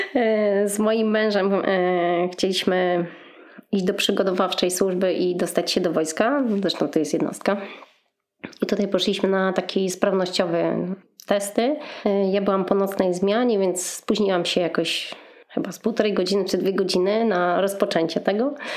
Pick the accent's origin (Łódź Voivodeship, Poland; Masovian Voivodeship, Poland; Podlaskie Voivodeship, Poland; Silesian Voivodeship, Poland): Łódź Voivodeship, Poland; Łódź; w sumie jestem z Łodzi